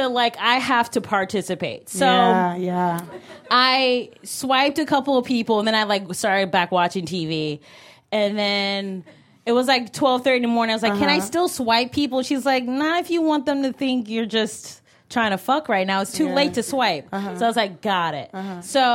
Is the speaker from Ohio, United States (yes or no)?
yes; Cleveland, Ohio, United States; I'm from Cleveland, Ohio. And he's like, LOL, no, what's your ethnicity? And I was like, black?